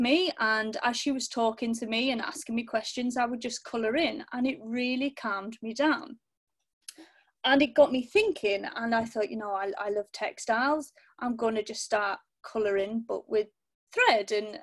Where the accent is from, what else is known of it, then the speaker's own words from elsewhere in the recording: Cumbria, North West England, United Kingdom; now in East Sussex, United Kingdom; I'm originally from Cumbria, and now I live down in East Sussex with my husband